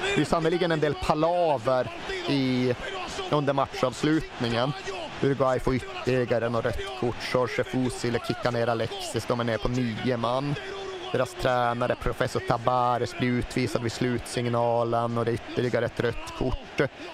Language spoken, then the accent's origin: Swedish; Sweden; som svenskar